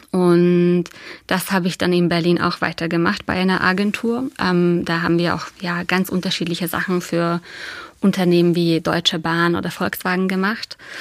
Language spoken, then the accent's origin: German; Hungary; German is a second language; moved away as an adult; now in Dresden, Germany; Also ich bin Ungarin, habe in Ungarn Kunstgeschichte studiert